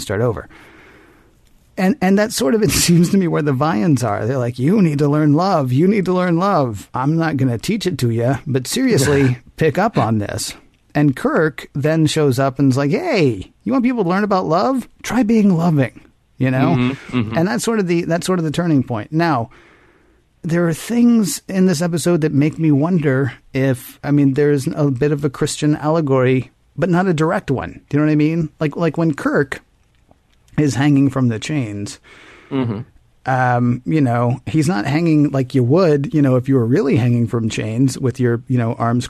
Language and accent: English; the South, United States; I'm from the South